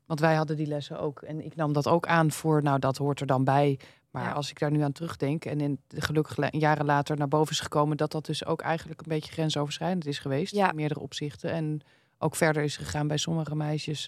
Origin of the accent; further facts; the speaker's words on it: Amsterdam, North Holland, Netherlands; ik kom dan uit zo'n Amsterdams nest